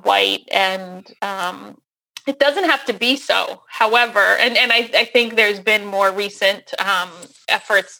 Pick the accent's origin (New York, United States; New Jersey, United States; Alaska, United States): New Jersey, United States; moved away as an adult; now in Seattle, United States; I'm from New Jersey. That's where I grew up. So I've only been here since 2013